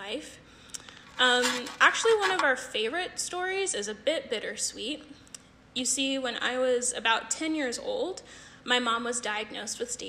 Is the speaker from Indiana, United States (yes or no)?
no; California, United States; moved away; I'm originally from California